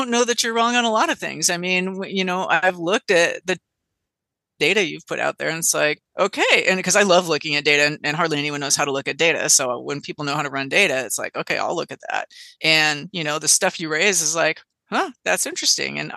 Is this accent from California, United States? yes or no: yes; California, United States; as a Californian